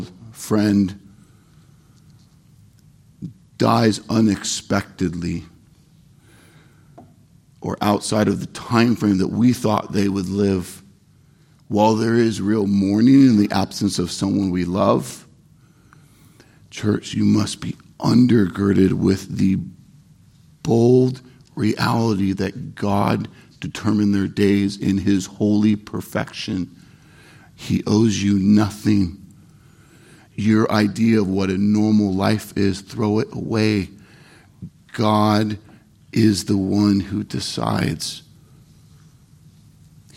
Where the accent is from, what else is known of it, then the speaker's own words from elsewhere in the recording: Irvine, California, United States; I'm from Orange County, from Irvine, California. I'm a city kid. I'm a Southern California kid